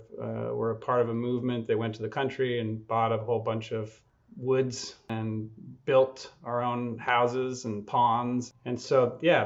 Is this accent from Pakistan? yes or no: no; Quebec, Canada; moved away as an adult; also born or lived in Germany; now in United States; I'm an undercover Canadian, I guess now officially American. Been down here about half my life, but I grew up in the country about an hour from Montreal in Quebec.